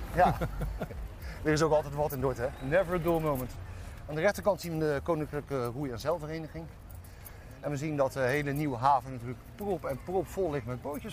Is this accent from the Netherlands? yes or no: yes; Dordrecht, South Holland, Netherlands; waar kom jij vandaan? En dan zei ik altijd, ja, Dordrecht